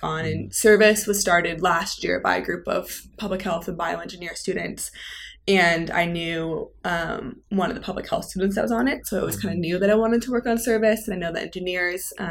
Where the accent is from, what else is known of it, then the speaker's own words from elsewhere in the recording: Seattle, Washington, United States; moved away; Growing up in Seattle